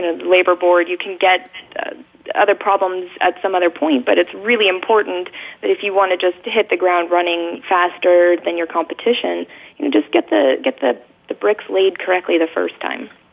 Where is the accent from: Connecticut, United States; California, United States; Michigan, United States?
California, United States; Silicon Valley; born and raised in Silicon Valley